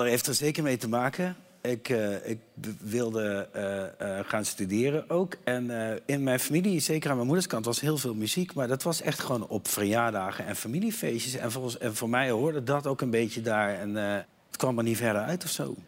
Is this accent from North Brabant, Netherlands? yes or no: no; Meerssen, Limburg, Netherlands; also born or lived in Eindhoven; ik kwam uit Eindhoven van het Lord en wij gingen naar, uh, naar Limburg verhuizen en ik kwam op school